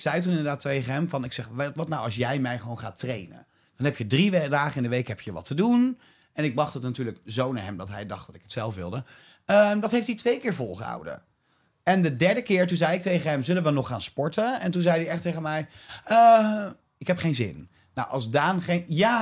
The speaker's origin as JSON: {"language": "Dutch", "town": "Ede", "region": "Gelderland", "country": "Netherlands", "said": "ik kom uit Ede"}